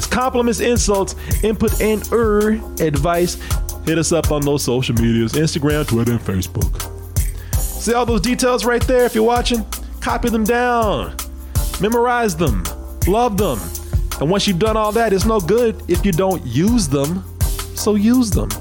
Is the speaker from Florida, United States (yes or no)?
no; Waco, Texas, United States; my hometown, Waco